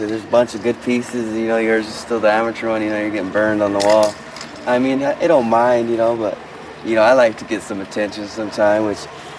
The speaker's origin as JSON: {"language": "English", "town": "Denver", "region": "Colorado", "country": "United States", "said": "I'm from Denver, Colorado."}